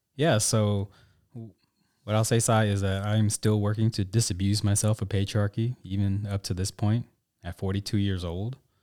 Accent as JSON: {"language": "English", "town": "Tulsa", "region": "Oklahoma", "country": "United States", "tie": "born or raised there", "said": "I grew up in Tulsa, Oklahoma"}